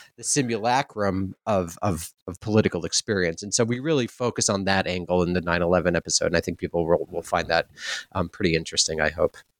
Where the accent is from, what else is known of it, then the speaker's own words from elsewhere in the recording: New York City, New York, United States; moved away; also born or lived in West Coast; I'm from New York